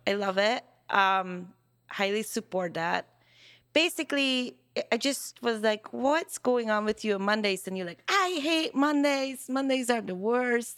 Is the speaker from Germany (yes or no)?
no; Hungary; first language Hungarian; English is a second language; now in United States; Hungarian. Yeah. Yeah, so, which is my first language.